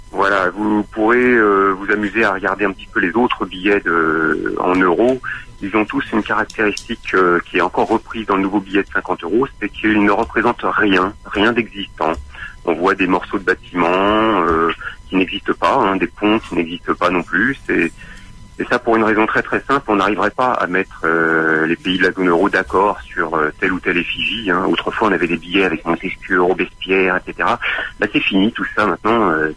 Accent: France; nous, en tant que Français

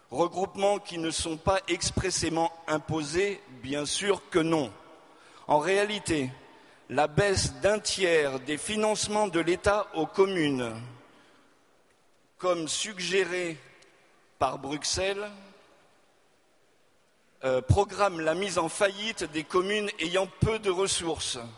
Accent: Auvergne-Rhône-Alpes, France; also born or lived in Hauts-de-France; Je suis ch'ti de naissance. J'ai grandi. J'ai grandi dans la région de Lyon et la vie m'a mené dans le sud-ouest, grande région du ballon ovale.

